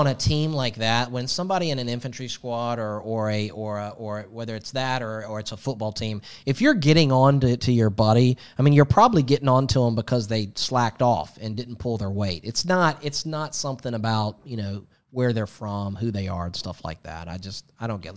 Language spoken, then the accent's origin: English; Atlanta, Georgia, United States; Growing up in Atlanta